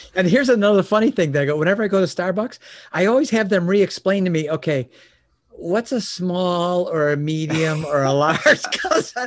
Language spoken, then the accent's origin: English; Chicago, Illinois, United States; was born and raised in Chicagoland area